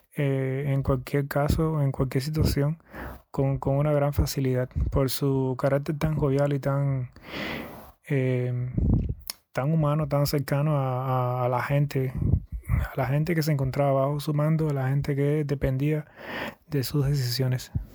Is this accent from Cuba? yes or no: yes; Yaguajay, Sancti Spíritus, Cuba; also born or lived in Santa Clara; Nací en Yaguajay en el 1985.